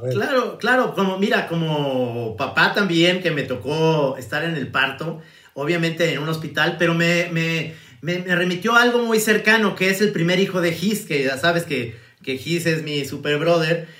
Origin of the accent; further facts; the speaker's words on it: Mexico; los mexicanos somos más